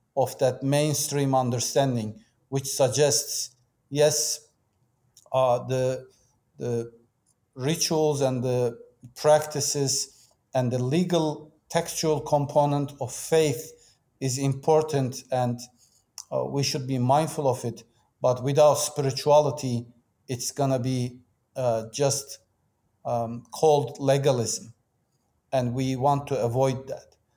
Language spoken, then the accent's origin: English; Turkey; moved away as an adult; also born or lived in Istanbul; I was born and raised in Turkey